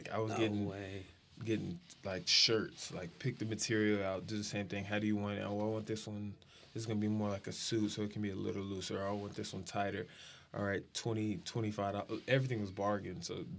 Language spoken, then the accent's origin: English; San Antonio, Texas, United States; also born or lived in Wichita, Kansas; I was born in Wichita, Kansas, lived there for 7 years, and then went to San Antonio